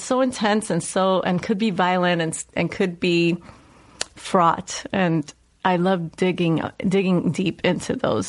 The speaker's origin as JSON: {"language": "English", "town": "New York City", "region": "New York", "country": "United States", "tie": "born or raised there", "accent": "Puerto Rican, New Yorker Bronx dialect", "moved": "yes", "said": "I grew up in the South Bronx. I grew up in the housing projects, 183rd. And I grew up during the rise of hip hop and crack epidemic."}